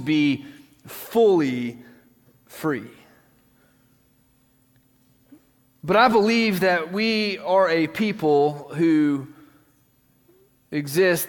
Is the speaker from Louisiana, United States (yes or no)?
no; West Tennessee, United States; I grew up in West Tennessee, and it was a small town